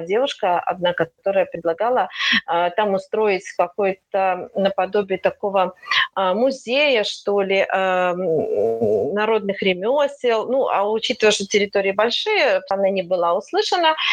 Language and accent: Russian; Slutsk, Minsk Region, Belarus; я вообще коренная случанка я родилась в слуцке живу в слуцке